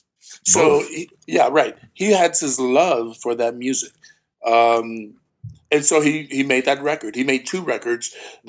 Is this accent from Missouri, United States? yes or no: no; Houston, Texas, United States; Well, being from Texas and my mom being from Louisiana and hanging from, you know, we're from Houston. So therefore, New Orleans is just what, you know, 3.5 hours away.